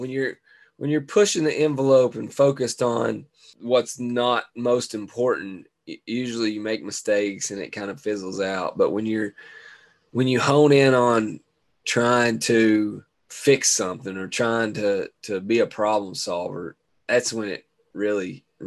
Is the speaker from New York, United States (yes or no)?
no; Chicago, Illinois, United States; Man, you know where I be. I'll be holding it down here in the 606. One of us has got to.